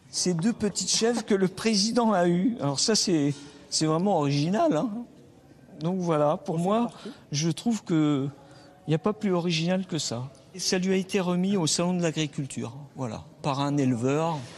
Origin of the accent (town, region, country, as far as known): France